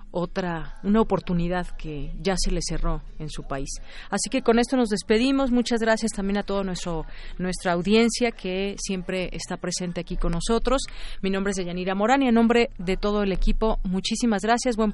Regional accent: Mexico; como mexicanos

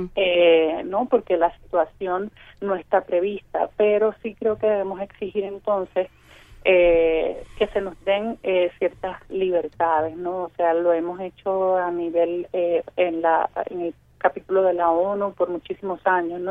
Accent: Puerto Rico; usted es puertorriqueño

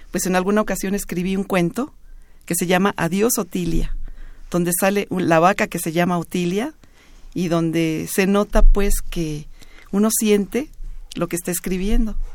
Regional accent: Mexico City, Mexico; also born or lived in Jalisco; yo nací en el Distrito Federal, pero mis papás los dos son de Jalisco

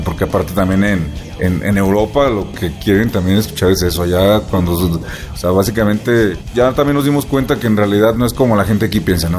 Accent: Mexico; somos mexicanos

